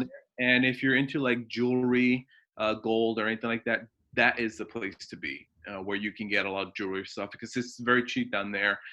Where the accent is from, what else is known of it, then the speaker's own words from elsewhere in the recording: New Jersey, United States; moved away as an adult; also born or lived in Dover, New Jersey; now in Oregon, United States; now I live in, uh, in, in Oregon, but I've been in New Jersey for many, many, many years